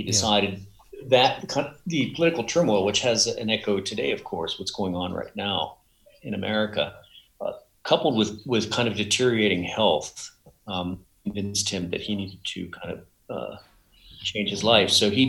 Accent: Barstow, California, United States; moved away; Yeah, I was born in Barstow in Southern California.

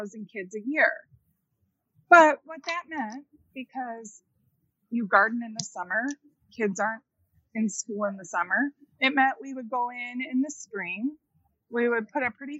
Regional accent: United States; I grew up in the Quad Cities

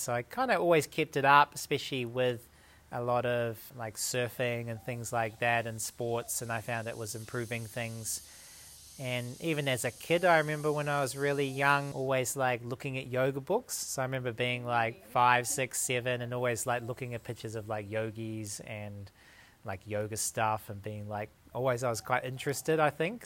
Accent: New Zealand; moved away as an adult; also born or lived in Dunedin, New Zealand / New South Wales, Australia; now in Australia; I live about two hours south of Sydney, but originally I'm from New Zealand.

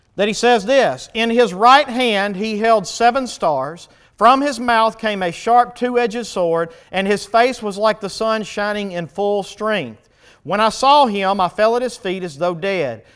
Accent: United States; we as American Christians

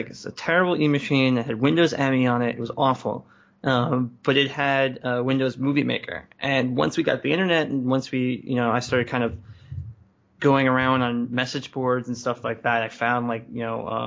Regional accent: New York City, New York, United States; also born or lived in Bay Area; now in Philadelphia, United States; I grew up in Brooklyn in, like, you know, early 90s.

